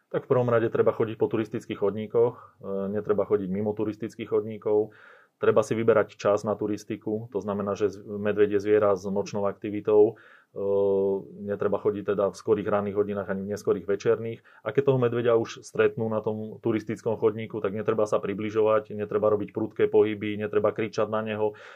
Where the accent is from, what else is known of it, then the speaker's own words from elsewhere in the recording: central Slovakia, Slovakia; ja pochádzam zo stredného Slovenska